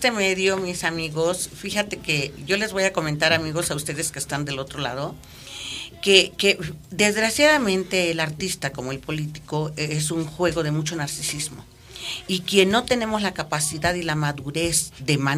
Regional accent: Mexico

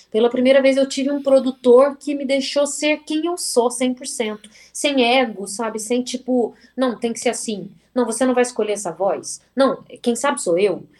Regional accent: Varginha, Minas Gerais, Brazil; moved away; ter saído de Varginha

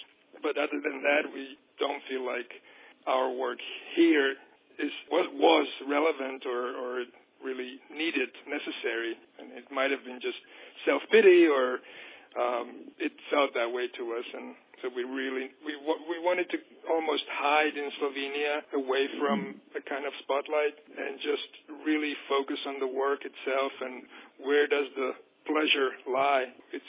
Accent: United States; We are American artists, and we want to work in America

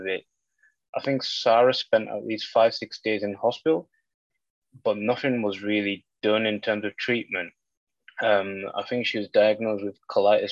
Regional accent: Carlisle, North West England, United Kingdom; We're from Carlisle, so we went to the Carlisle hospital then.

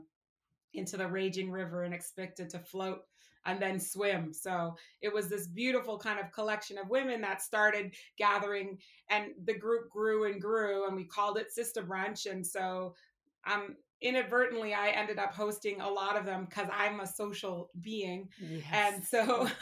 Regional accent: Canada; I am from Canada, and I am blessed in that my parents are American, so I have dual citizenship

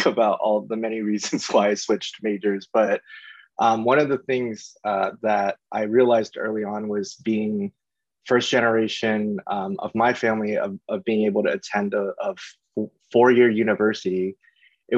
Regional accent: St. Petersburg, Florida, United States; moved away as an adult; now in Los Angeles, United States; I grew up in St. Petersburg, Florida.

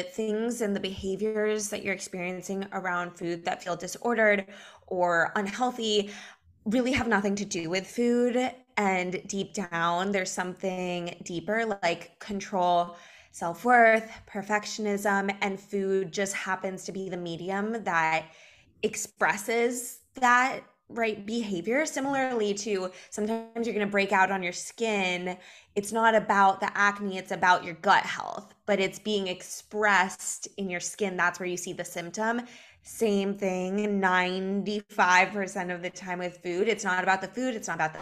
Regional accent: Los Angeles, California, United States; moved away as an adult; also born or lived in New York; now in Miami Beach, United States; I'm in Miami Beach. I'm from Los Angeles

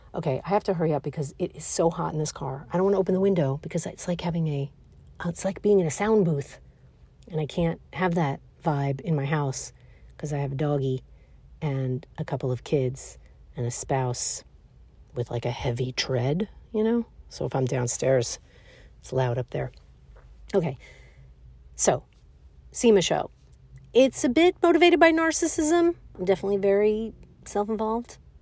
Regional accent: New York City, New York, United States; I was born and raised in Brooklyn, New York

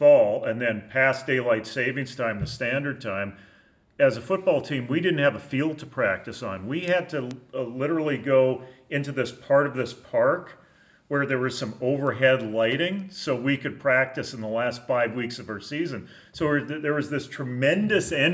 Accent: White Rock, British Columbia, Canada; I grew up in White Rock, B.C.

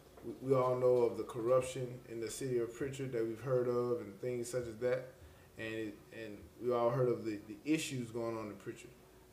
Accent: Prichard, Alabama, United States; born or raised there

